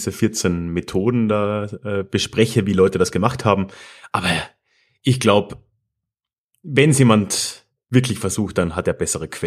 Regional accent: Austria; now in Munich, Germany; Ich, ich höre das ja leider öfter so als Österreicher in München

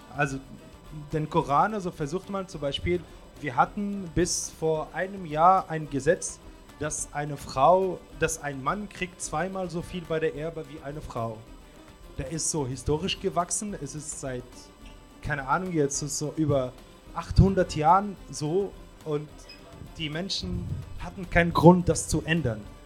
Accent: Tunisia; German is a second language; moved away; meine Stadt, also wo ich herkomme, ist auch. Äh, für mich ist die schönste Stadt in Tunesien

